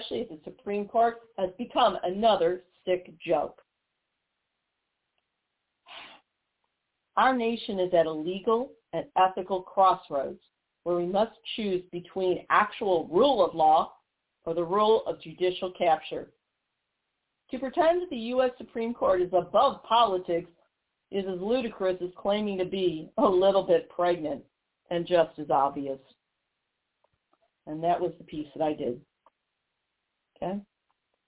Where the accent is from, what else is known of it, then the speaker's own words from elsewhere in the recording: Missouri, United States; my home state of Missouri